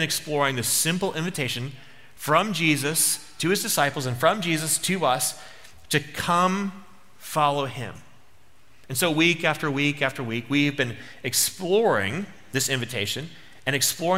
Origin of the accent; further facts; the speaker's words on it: United States; I'm American